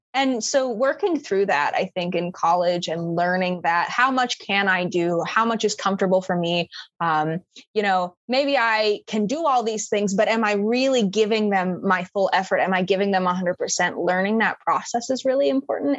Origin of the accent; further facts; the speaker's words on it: Minnesota, United States; moved away as an adult; now in Florida, United States; I'm from Minnesota